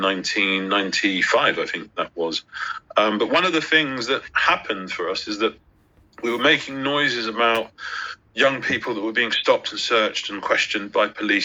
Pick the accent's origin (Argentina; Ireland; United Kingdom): United Kingdom; London; I grew up in South London. I grew up in Brixton